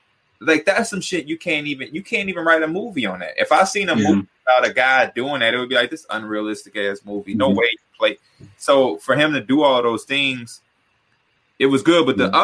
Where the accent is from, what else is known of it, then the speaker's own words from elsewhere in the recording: Chicago, Illinois, United States; as a Chicagoan